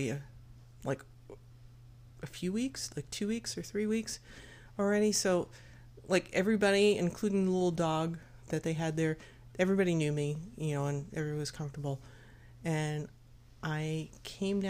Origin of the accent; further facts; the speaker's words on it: United States; I'm this American high school kid that's still kind of like learning French